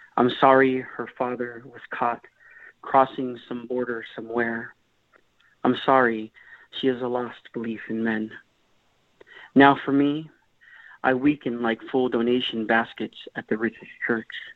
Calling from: Mesa, Arizona, United States; I'm calling from uh, Mesa, Arizona

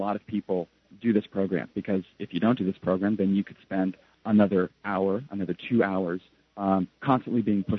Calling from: Japan; because I'm calling from Japan

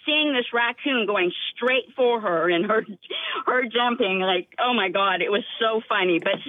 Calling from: Mount Pleasant, United States; I am in Mount Pleasant right now, on my way to work.

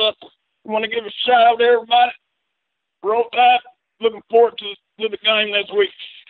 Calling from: Chickasaw, Alabama, United States; I'm just calling from Chickasaw, Alabama here.

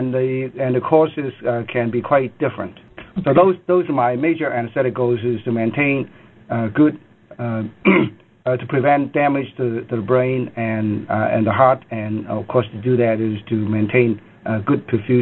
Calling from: Seattle, Washington, United States; Yeah, it's … calling from Seattle.

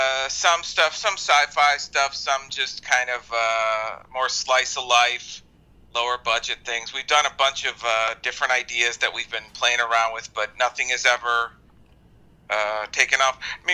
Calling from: Illinois, United States; I'm actually Skyping from a suburb of Chicago.

